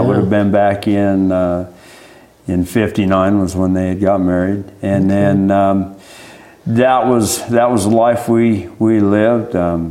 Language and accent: English; Burley, Idaho, United States; I'm a 1960 model. I was born here in Burley, raised around this area for most of my life. I lived off and on in the state of Idaho, but a large portion of my life has been right in this area.